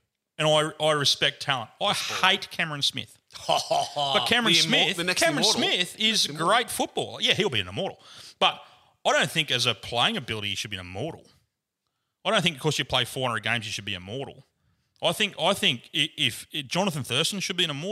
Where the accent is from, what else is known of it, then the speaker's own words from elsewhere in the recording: New South Wales, Australia; I grew up here